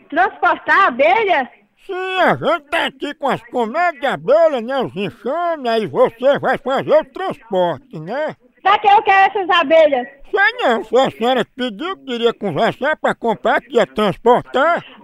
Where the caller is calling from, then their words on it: Boa Vista, Roraima, Brazil; eu sou de Boa Vista, Roraima.